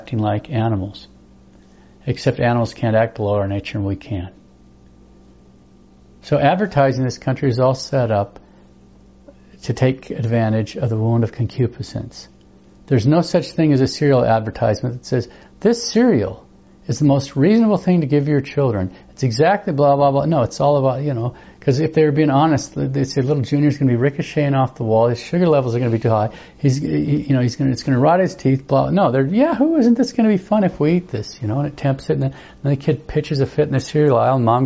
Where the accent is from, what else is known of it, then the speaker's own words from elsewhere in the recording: United States; just as an American